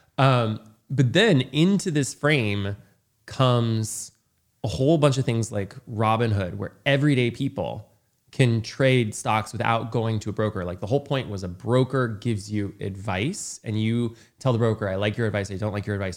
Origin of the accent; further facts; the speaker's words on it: rural Indiana, United States; I grew up in rural Indiana where no one had any money.